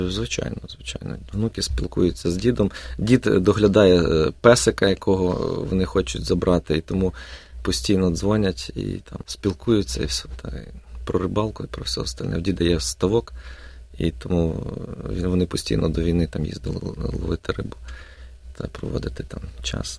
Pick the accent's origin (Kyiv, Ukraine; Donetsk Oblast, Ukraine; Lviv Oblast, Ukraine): Lviv Oblast, Ukraine; Sambir; moved away as an adult; now in Melbourne, Australia; я з славного міста Самбура е, Львівської області, який знаходиться 30 кілометрів від кордона з Польщею біля Карпатських гір